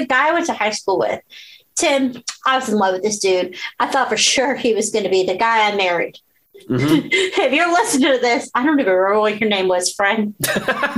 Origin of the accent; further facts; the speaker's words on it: Southwest Virginia, United States; I grew up in Southwest Virginia